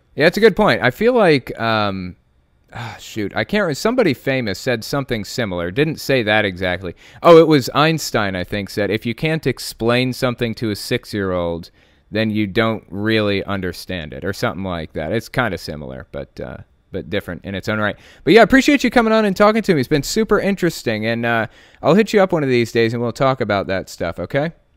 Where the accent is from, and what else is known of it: West Virginia, United States; born or raised there; also born or lived in Connecticut